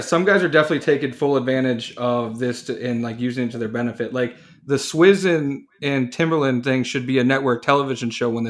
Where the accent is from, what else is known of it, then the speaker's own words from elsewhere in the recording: Cleveland, Ohio, United States; I am from Cleveland